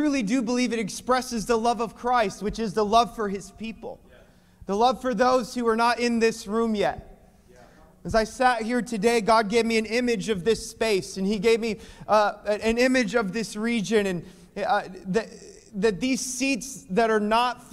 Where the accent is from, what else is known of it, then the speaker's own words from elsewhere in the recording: Minneapolis, Minnesota, United States; I am from Minneapolis